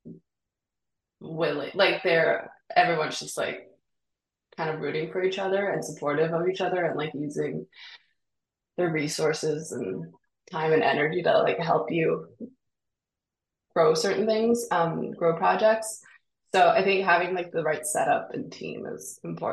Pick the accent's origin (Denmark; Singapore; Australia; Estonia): Denmark; Copenhagen, Capital Region of Denmark; now in New York City, United States; I grew up in Denmark where I didn't have to pay for education